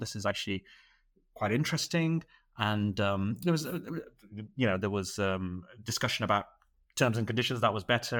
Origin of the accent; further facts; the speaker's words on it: Manchester, North West England, United Kingdom; moved away as an adult; now in Dubai, United Arab Emirates; originally I'm from Manchester. I did my, uh, medical school and training in Manchester, and, uh, I moved to the Middle East, uh, in twenty eighteen